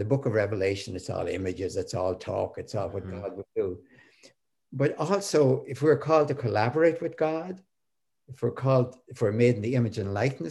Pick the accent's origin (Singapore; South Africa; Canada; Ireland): Ireland; I'm Irish.